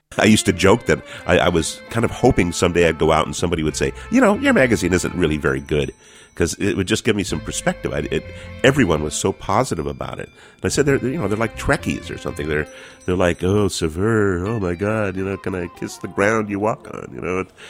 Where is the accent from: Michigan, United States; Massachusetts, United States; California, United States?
California, United States; I am a Californian